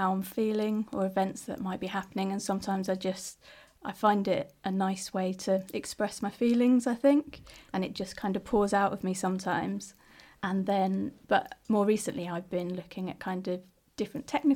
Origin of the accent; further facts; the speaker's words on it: London, United Kingdom; moved away as an adult; also born or lived in Sheffield / Ireland / Irish background; now in Leeds, United Kingdom; I'm from South London originally, so that's kind of where I grew up